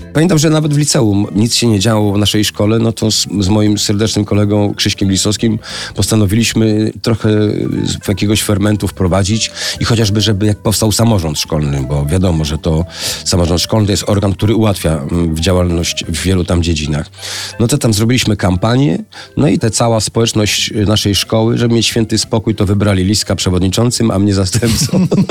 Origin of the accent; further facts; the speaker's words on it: Suchy Dąb, Pomeranian Voivodeship, Poland; Jako dzieciak mieszkałem na wsi, to była, to jest, mm, wieś nazywała się Suchy Dąb